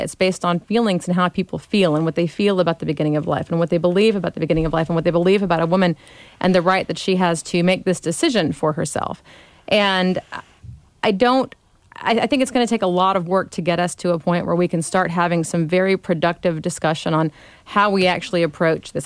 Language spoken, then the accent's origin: English; Gulf Coast, United States; moved away; also born or lived in Smyrna; I grew up on the Gulf Coast